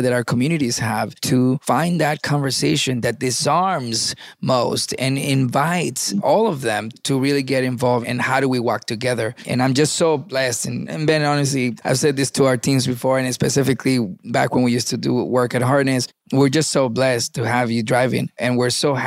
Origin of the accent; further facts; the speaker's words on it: Venezuela; also born or lived in Miami, United States; now in United States; I was born in Miami and I was raised in Venezuela.